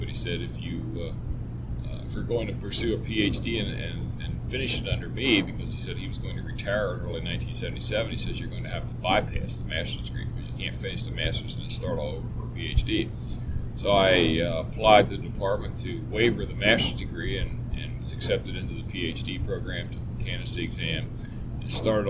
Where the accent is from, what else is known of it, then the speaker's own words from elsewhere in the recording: Littlestown, Pennsylvania, United States; I'm originally from Littlestown, so I've been in Adams County in all my life.